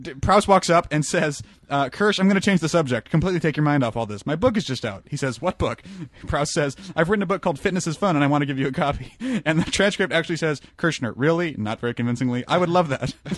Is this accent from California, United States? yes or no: no; Arkansas, United States; when I was growing up in Arkansas